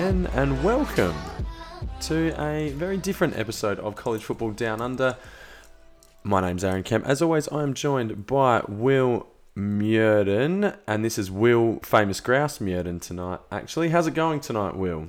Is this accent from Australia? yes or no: yes; Australia; being an Australian